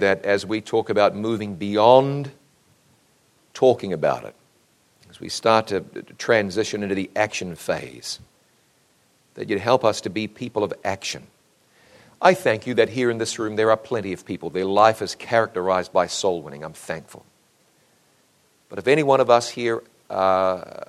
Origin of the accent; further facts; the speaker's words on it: New Zealand; moved away as an adult; my home country of New Zealand